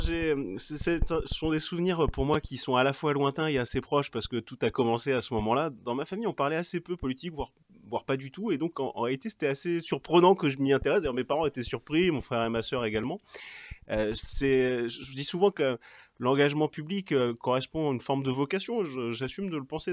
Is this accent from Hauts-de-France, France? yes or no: no; Cherbourg, Normandy, France; Mes parents étaient normands, je suis né à Cherbourg, ils étaient de Cherbourg, ou plus exactement d'une petite ville à côté de Cherbourg